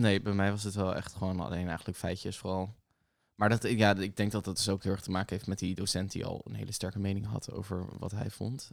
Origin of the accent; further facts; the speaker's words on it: The Hague, South Holland, Netherlands; ik kom zelf dus uit Den Haag. Ehm, en wij hadden een middelbare school naast het katshuis.